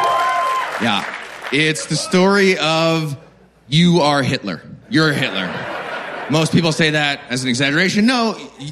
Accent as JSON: {"language": "English", "country": "United States", "said": "I'm American"}